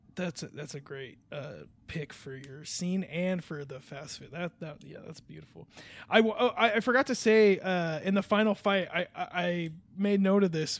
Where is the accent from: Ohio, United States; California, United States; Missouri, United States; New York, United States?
California, United States; I'm a Californian